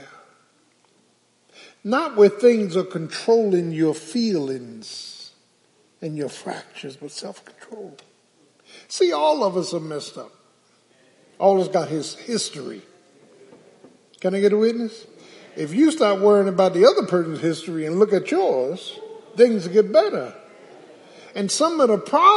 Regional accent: Philadelphia, Pennsylvania, United States; Growing up in South Philly, when I went to high school

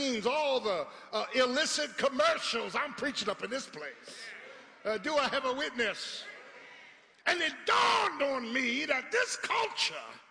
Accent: Philadelphia, Pennsylvania, United States; I'm from Philly

